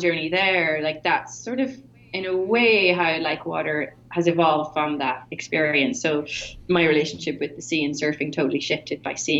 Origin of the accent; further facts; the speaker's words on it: Rossnowlagh, Donegal, Ulster, Ireland; I grew up in Rasnaila, this beach in Donegal on the west coast of Ireland.